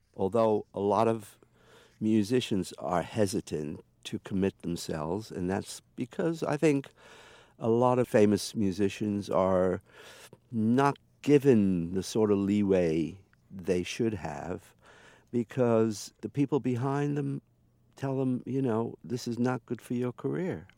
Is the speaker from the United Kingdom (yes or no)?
yes; England, United Kingdom; I come from England